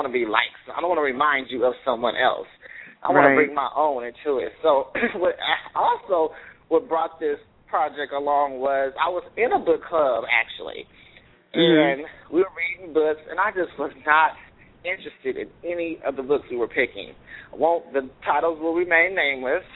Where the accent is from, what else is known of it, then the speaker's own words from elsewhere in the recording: Oakland, California, United States; I want to do something to represent my hometown